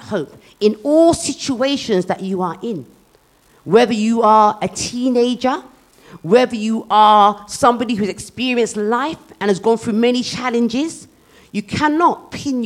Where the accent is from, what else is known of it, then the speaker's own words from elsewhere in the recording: United Kingdom; as a teenager growing up in Britain